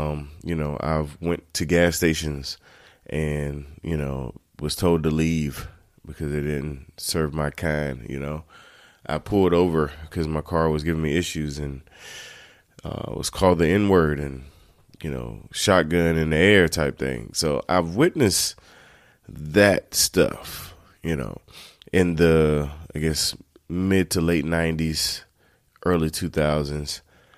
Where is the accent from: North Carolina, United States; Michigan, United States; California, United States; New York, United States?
North Carolina, United States; Turkey; I grew up in Turkey, North Carolina, those that don't know.